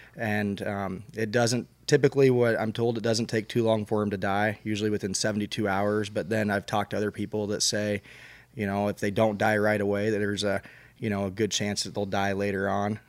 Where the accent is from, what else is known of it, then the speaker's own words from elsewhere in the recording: Albia, Iowa, United States; I grew up hunting in South Central Iowa down by Albia